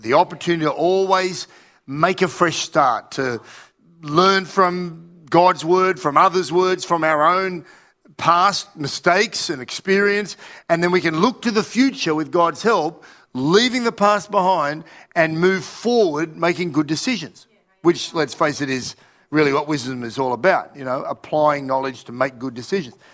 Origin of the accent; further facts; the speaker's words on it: Australia; also born or lived in Russia; I was from Australia